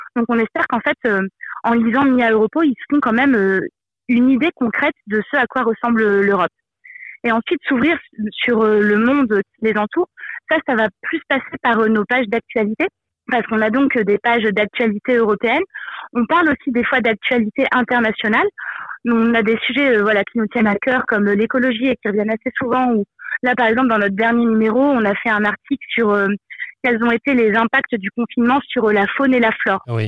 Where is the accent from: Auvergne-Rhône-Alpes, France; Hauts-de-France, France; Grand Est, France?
Grand Est, France; Moselle; Je viens de, de Moselle et c'est vrai que du coup c'est une région qui est proche euh, à la fois du Luxembourg, de la Belgique, de l'Allemagne